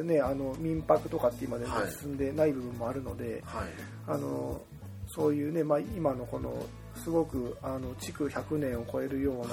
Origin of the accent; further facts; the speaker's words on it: Maebashi, Gunma, Japan; moved away as an adult; now in Okawa, Japan; 同じ群馬県前橋市出身